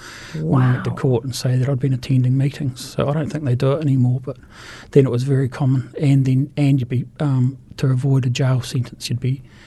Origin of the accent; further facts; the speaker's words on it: Invercargill, Southland, New Zealand; moved away as an adult; also born or lived in Taumarunui; now in Christchurch, New Zealand; I was born in Taramanui, but I was brought up in Invercargill and then moved here as an adult